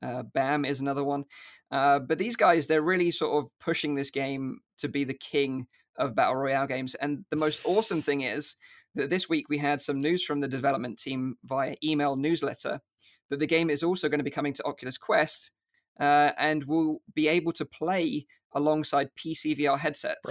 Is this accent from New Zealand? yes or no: no; United Kingdom; accent: UK; my U K accent